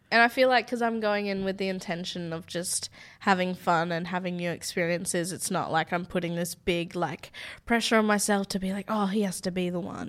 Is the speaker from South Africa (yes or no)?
no; Australia; I'm from Australia